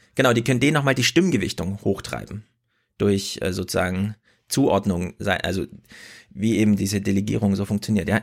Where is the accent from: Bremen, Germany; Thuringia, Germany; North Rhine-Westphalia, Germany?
Thuringia, Germany; ich komme aus Thüringen